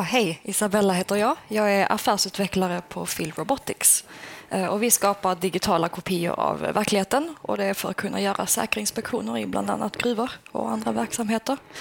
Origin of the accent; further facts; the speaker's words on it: Skåne, Sweden; now in Luleå, Sweden; Jag är skåning